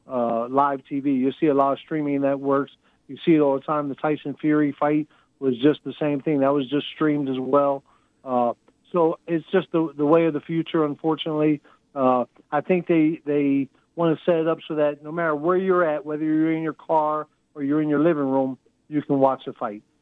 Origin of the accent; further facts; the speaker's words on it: Texas, United States; my second home is really in Houston, Texas. But uh, so I'm a Texan, all right.